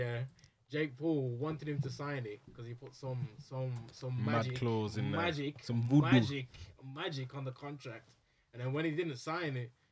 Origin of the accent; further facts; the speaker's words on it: Wolverhampton, West Midlands, United Kingdom; I'm from Wolves